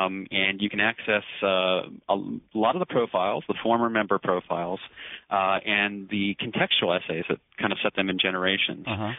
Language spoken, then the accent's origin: English; Woodbury, New Jersey, United States; I was born in Woodbury, New Jersey, which is right across the Delaware River from Philadelphia. And we lived in southern New Jersey for 7 or 8 years.